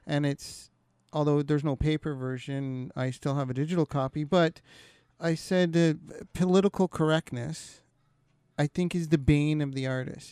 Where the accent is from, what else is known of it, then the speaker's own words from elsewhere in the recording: Kenora, Ontario, Canada; moved away; I'm originally from Kenora, Ontario